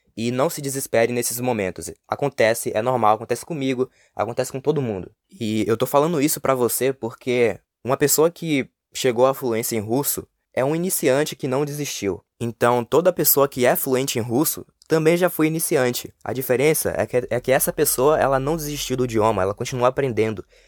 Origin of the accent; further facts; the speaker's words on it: Brazil; first language Portuguese; anos vivendo aqui no Brasil